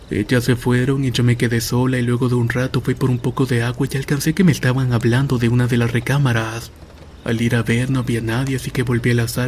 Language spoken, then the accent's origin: Spanish; Puerto Rico; also born or lived in Kansas; Yo soy de Puerto Rico, pero estuve viviendo en Kansas por un buen tiempo.